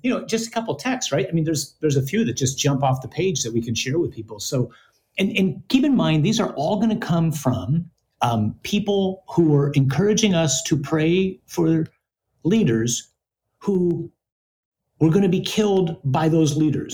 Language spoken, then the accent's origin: English; United States; as an American or maybe as an American man